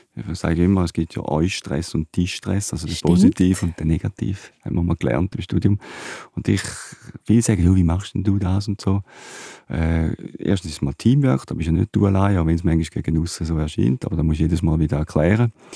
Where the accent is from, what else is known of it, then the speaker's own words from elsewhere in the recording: Switzerland; in meinem Heimatdorf, in Dübach